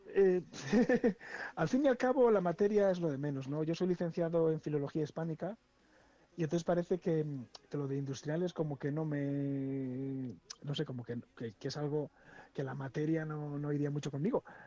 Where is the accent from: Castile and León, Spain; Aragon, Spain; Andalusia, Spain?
Castile and León, Spain; Esguevillas de Esgueva; also born or lived in Valladolid; mi pueblo es Esguevillas de Esgueva, ¿no? Un, pueblo está a 30 kilómetros de, de, Valladolid